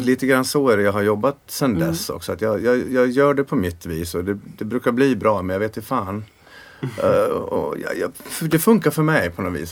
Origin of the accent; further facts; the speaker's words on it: Sweden; vi var fyra killar från Sverige